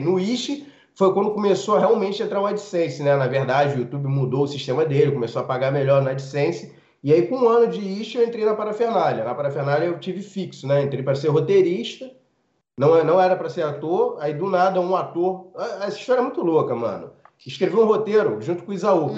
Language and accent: Portuguese; Rio de Janeiro, Brazil; eu nunca saí de Rengo